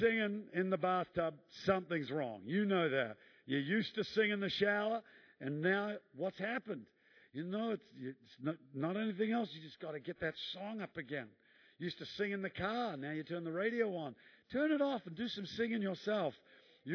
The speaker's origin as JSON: {"language": "English", "country": "New Zealand", "moved": "yes", "said": "I'm a Kiwi"}